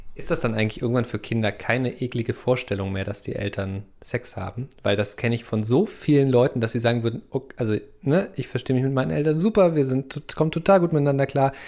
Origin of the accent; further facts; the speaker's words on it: eastern Germany, Germany; ich bin ja im Osten Deutschlands groß geworden